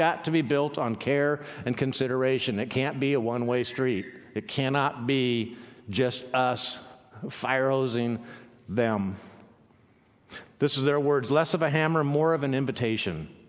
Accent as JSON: {"language": "English", "region": "Southern California", "country": "United States", "moved": "yes", "lives_now": "Pacific Northwest, United States", "said": "We're from Southern California"}